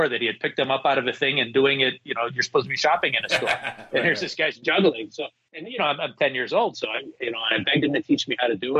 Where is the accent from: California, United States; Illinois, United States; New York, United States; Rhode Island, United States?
Illinois, United States; Chicago; accent: Chicago; I grew up in Chicago